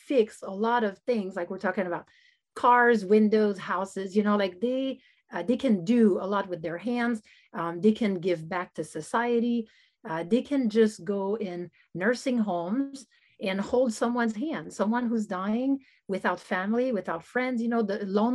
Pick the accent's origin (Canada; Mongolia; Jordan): Canada; also born or lived in United States; I'm Canadian